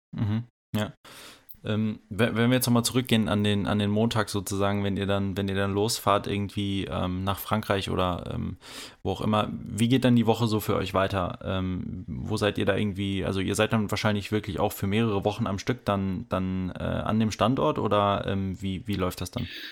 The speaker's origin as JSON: {"language": "German", "area": "OWL", "region": "North Rhine-Westphalia", "country": "Germany", "said": "ich komme aus OWL ähm, und sitze auch gerade hier in OWL"}